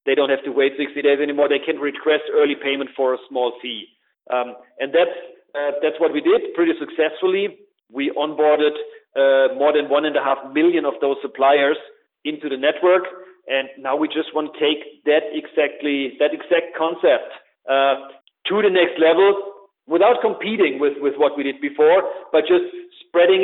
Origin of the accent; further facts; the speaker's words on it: Germany; accent: German; English is a second language; as you undoubtedly can hear in my beautiful German accent, that's where I come from